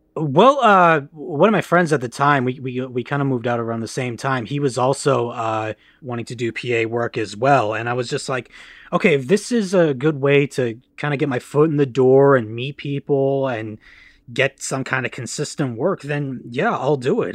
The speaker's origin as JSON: {"language": "English", "town": "Farmington Hills", "region": "Michigan", "country": "United States", "tie": "born or raised there", "also_born_or_lived": "London, Ontario, Canada / Los Angeles", "said": "I grew up in Farmington Hills, Michigan, where I'm currently residing due to the pandemic"}